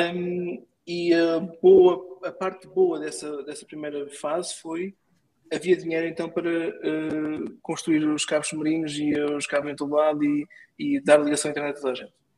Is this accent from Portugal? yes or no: yes; Portugal; also born or lived in Lisbon; nós, como portugueses